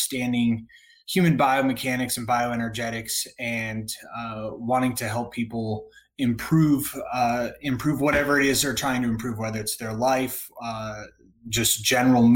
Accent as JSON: {"language": "English", "region": "Northern Virginia", "country": "United States", "tie": "born or raised there", "also_born_or_lived": "Danville, Virginia / North Carolina", "moved": "as an adult", "said": "I grew up in Northern Virginia"}